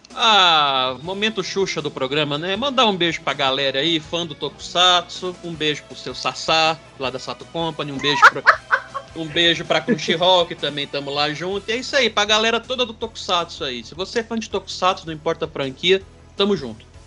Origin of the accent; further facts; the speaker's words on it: Patos de Minas, Minas Gerais, Brazil; Eu sou de uma cidade aqui do interior de Minas chamada Patos de Minas